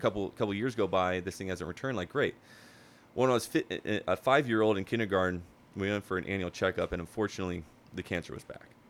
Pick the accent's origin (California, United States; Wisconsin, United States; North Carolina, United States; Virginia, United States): California, United States; Huntington Beach; born and raised in Huntington Beach, never lived anywhere else